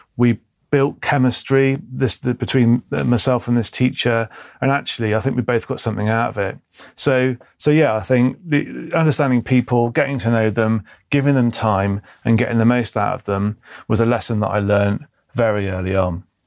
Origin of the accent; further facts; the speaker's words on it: Bristol, South West England, United Kingdom; I was born in Bristol, uh, in the early seventies